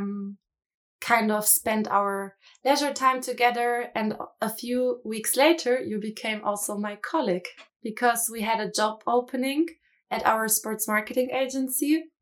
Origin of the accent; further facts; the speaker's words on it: Munich, Bavaria, Germany; moved away as an adult; I was born and raised in Munich